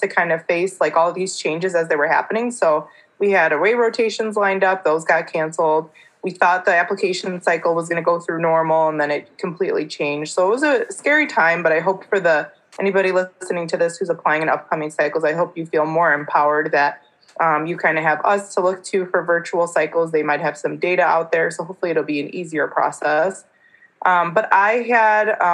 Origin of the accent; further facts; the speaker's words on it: Michigan, United States; I'm a kind of a Michigander for life